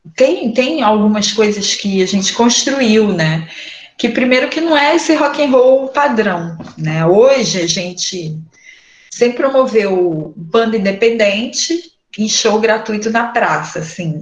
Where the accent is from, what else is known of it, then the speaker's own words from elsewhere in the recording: Nova Iguaçu, Rio de Janeiro, Brazil; now in Duque de Caxias, Brazil; sou natural aqui da Baixada Fluminense, nasci em Nova Iguaçu, agora estou morando em Caxias